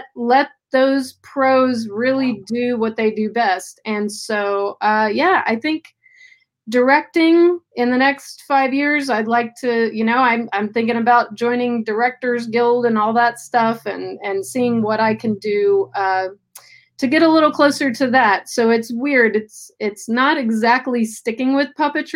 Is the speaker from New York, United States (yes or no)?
no; Tennessee, United States; now in Los Angeles, United States; Tennessee. That's my home state.